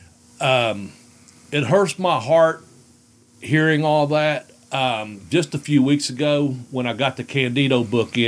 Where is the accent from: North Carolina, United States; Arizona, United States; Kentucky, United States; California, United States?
Kentucky, United States; Ashland; born or raised there